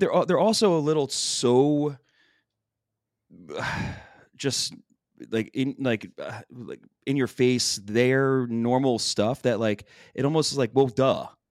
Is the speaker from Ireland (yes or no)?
no; Philadelphia, Pennsylvania, United States; I'm from Philly, it's in my fucking language.